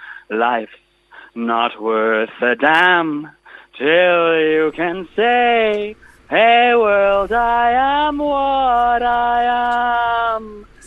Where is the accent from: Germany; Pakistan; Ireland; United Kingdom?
Germany; I talk properly. I grew up in Germany for a bit.